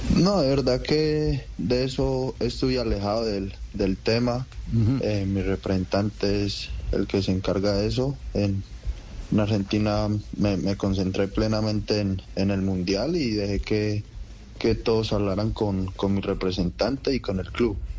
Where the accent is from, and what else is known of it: Guarne, Antioquia, Colombia; born or raised there; also born or lived in Rionegro